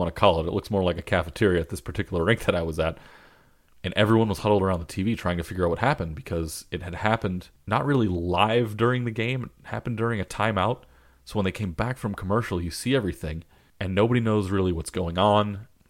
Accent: East Coast, United States; born there; I was born on the East Coast. I'm part of this team.

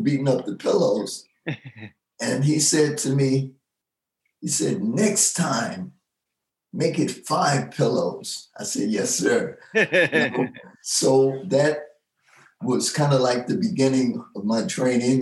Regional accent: New York City, New York, United States; moved away as an adult; now in Tampa, United States; I was born and raised in Brooklyn in East Brownsville. So I lived there all my life for about 60 years

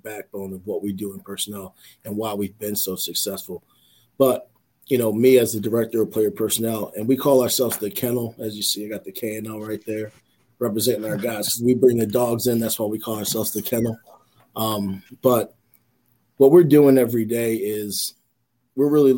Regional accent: Philadelphia, Pennsylvania, United States; growing up in Philadelphia, where, you know, I was born and raised

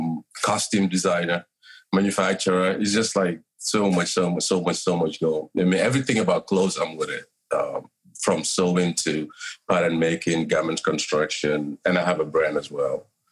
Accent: Gambia; now in Los Angeles, United States; I'm from Gambia, West Africa, little country. One of the smallest countries in Africa, actually. The land of Kunta Kinte, by the way.

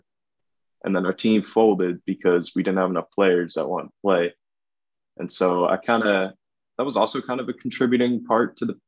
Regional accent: Vancouver, British Columbia, Canada; I'm from Vancouver. It's in Western Canada.

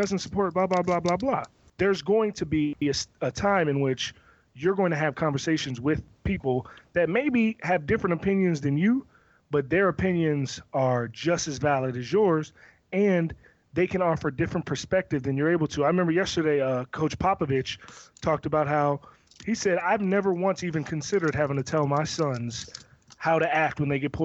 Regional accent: Severn, Maryland, United States; me growing up in Severn, Maryland, and living my life in Pioneer City

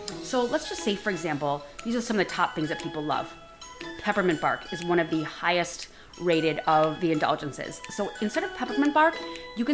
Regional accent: Midwest, United States; moved away; I am from the Midwest originally.

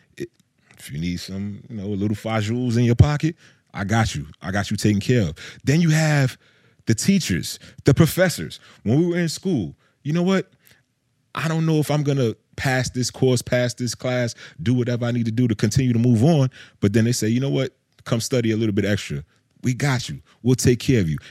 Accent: Georgia, United States; I'm from Georgia

